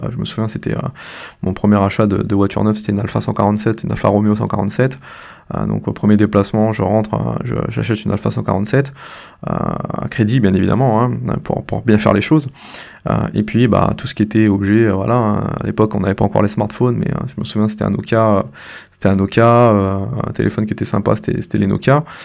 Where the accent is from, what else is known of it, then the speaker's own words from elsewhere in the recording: La Possession, Réunion; moved away as an adult; now in Mende, France; je, suis originaire de l'île de la Réunion, c'est là où j'ai grandi et que j'ai fait mes études